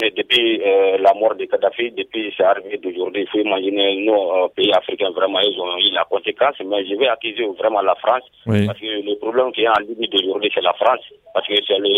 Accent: Mali; je vous appelle euh, toujours dans mon village natal à Sonic, 35 km de Bamako.

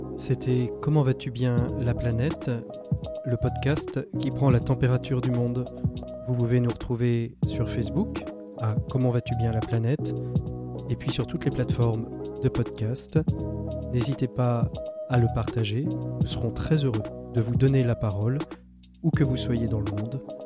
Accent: France; chez nous en France, confinés

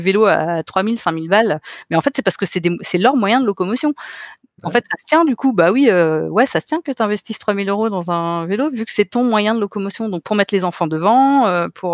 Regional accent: Finistère, Brittany, France; also born or lived in Paris; now in Nantes, France; je suis originaire du Finistère.

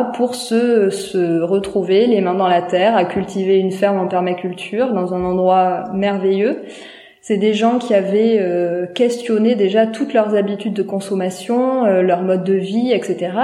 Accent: a small village in the Landes, near Dax, Nouvelle-Aquitaine, France; j'ai grandi dans un petit village des Landes, pas loin de Dax.

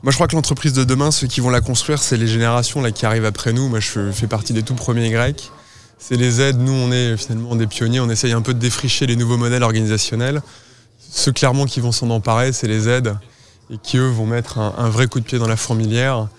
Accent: the Nord, Hauts-de-France, France; je suis originaire du Nord

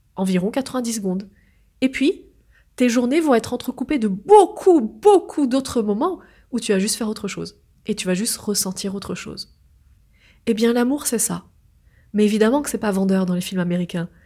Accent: France; je suis née en France.

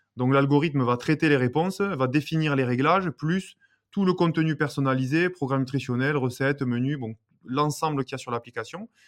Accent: Béziers, Occitania, France; moved away as an adult; je suis originaire de Béziers

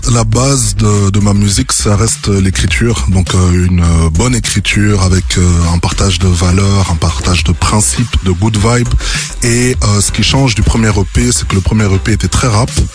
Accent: Brussels, Brussels-Capital Region, Belgium; je viens de Bruxelles

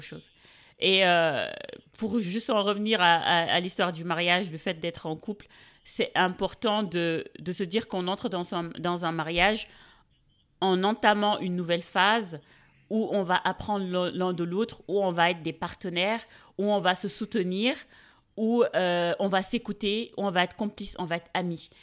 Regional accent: Dakar, Senegal; Je suis née, j'ai grandi à Dakar

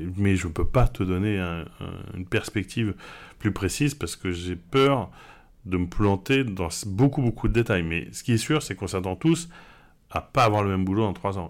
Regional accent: Paris, Île-de-France, France; moved away as an adult; also born or lived in Shanghai, China / Normandy; now in Barcelona, Spain; je suis parisien. Hein. J'ai vécu mm. jusqu'à partir à Shanghai, j'ai vécu toute ma vie en parisien

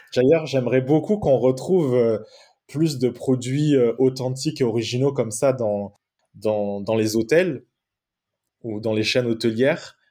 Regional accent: Marseille, Provence-Alpes-Côte d'Azur, France; moved away as an adult; also born or lived in Norway; je suis né à Marseille le 16 mai 1988, donc ça fait de moi une personne qui a 33 ans aujourd'hui. Et j'ai grandi à Marseille jusqu'à l'âge de 19 ans.

